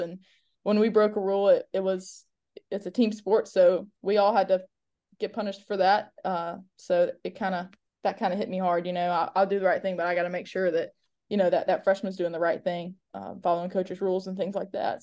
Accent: Mobile, Alabama, United States; I was born and raised in Mobile, um, went to high school in Mobile, went to college in Mobile

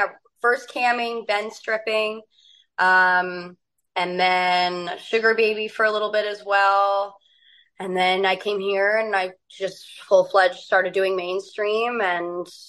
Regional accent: Beaverton, Oregon, United States; also born or lived in Portland, Oregon; So most of my adult life was in Portland, but I grew up in Beaverton, Oregon. So about a suburb like 20 minutes away from Portland.

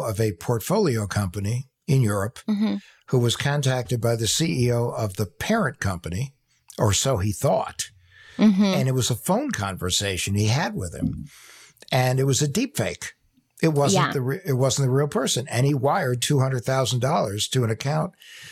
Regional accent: New Jersey, United States; my home state of New Jersey

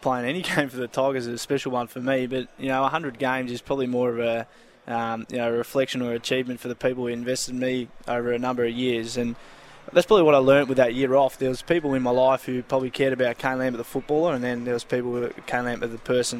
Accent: Preston, Victoria, Australia; growing up in Preston.

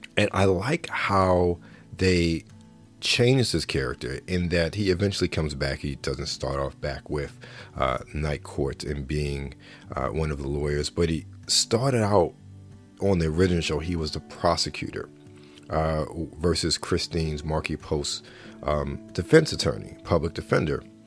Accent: Baltimore, Maryland, United States; someone who was born and raised in Baltimore

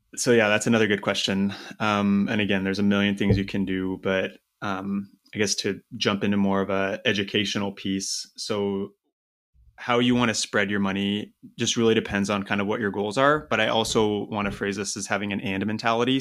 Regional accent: Eastern Washington, United States; moved away as an adult; also born or lived in Seattle, United States; I'm originally from Washington State, um, Eastern Washington

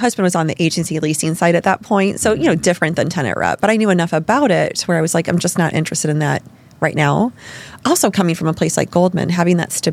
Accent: Midwest, United States; also born or lived in New York; now in Chicago, United States; I was from the Midwest.

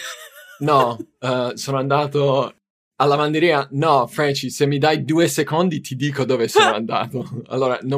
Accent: United States; Italian is a second language; moved away as an adult; now in Italy; io sono americano, sono c- cresciuto in diversi posti nel, uh, quando ero bambino, uh, incluso Italia per un paio di anni. Però ho fatto scuola in America, dopo scuola mi sono trasferito in Italia

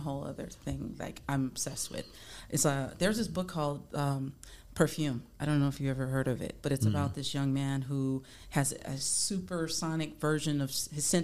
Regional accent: across from New Orleans, Louisiana, United States; also born or lived in California; I was born in California, but I was raised in Louisiana. Mm-hmm. So New Orleans, like right across from there.

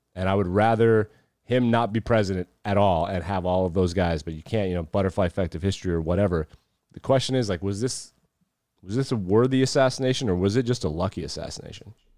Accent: Wyoming, United States; you and I live in we grew up in Wyoming

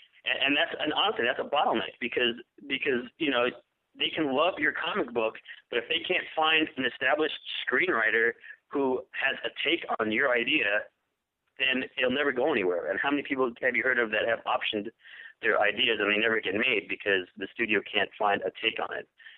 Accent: New York, United States; moved away as an adult; now in Los Angeles, United States; I grew up in New York. I moved out here to L.A. I live in Los Angeles

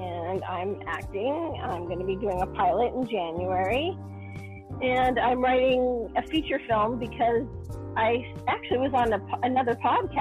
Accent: New York, United States; born or raised there

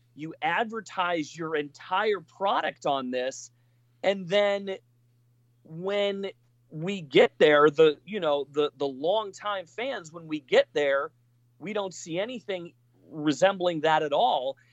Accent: Colorado, United States; I'm from Colorado

